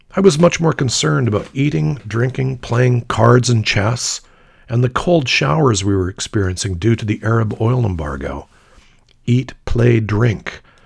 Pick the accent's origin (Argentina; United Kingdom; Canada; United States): Canada; I flashed the Canadian flag sewn onto my day satchel and apologized to prove I was Canadian